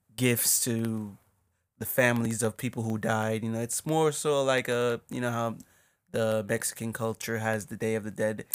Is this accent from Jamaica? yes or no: yes; Jamaica; moved away; we're obviously from Jamaica